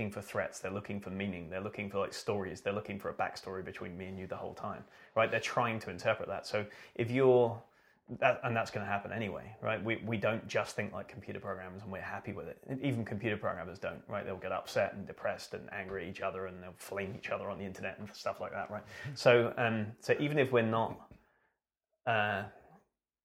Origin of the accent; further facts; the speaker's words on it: British / England, United Kingdom; especially as a British person